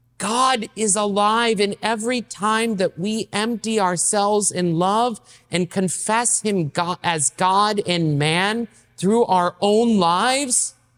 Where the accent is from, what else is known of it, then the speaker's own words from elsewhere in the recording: the South, United States; So I grew up in the South myself, and I didn't know how to pray.